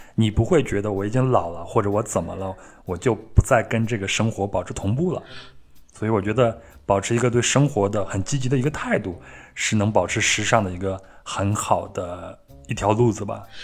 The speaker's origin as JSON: {"language": "Chinese", "region": "Henan", "country": "China", "tie": "born or raised there", "said": "那我老家呢，是在河南嘛"}